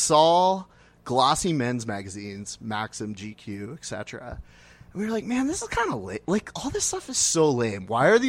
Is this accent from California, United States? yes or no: no; Gettysburg, Pennsylvania, United States; also born or lived in New York; now in Los Angeles, United States; I'm originally from Pennsylvania. Whereabouts? Central. Gettysburg area.